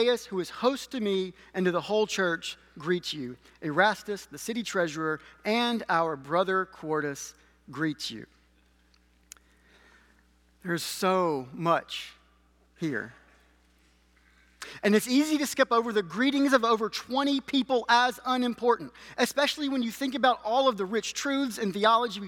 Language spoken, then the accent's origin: English; Alabama, United States; moved away; I am from Alabama